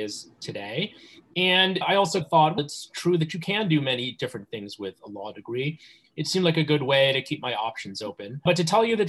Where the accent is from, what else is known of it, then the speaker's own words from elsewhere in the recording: New Jersey, United States; also born or lived in New York; I was born in New York and grew up in the suburbs in New Jersey.